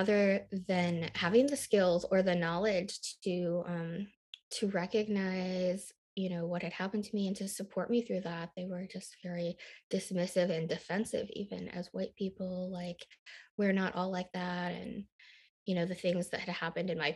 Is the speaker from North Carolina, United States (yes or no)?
no; Michigan, United States; also born or lived in Busan, Korea / Nashville, Tennessee; I grew up in a very rural, small, white town in the Midwest in Michigan